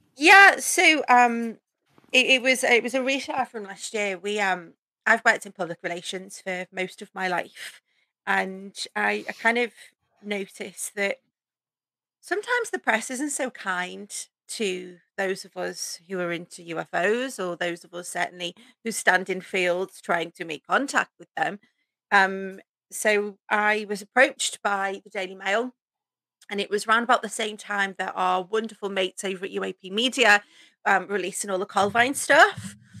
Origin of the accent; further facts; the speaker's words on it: the Wirral, near Liverpool, North West England, United Kingdom; also born or lived in North Wales; I grew up um, just outside of Liverpool in a place called the Wirral, which kind of borders onto North Wales.